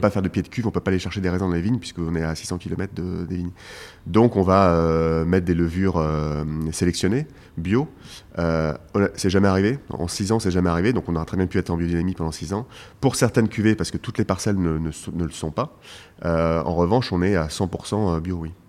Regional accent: Paris, Île-de-France, France; je suis parisien, je suis né à Paris, j'ai grandi à Paris

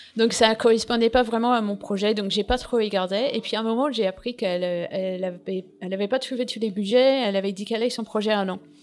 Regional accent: England, United Kingdom; French is a second language; moved away as an adult; now in France; je suis anglaise

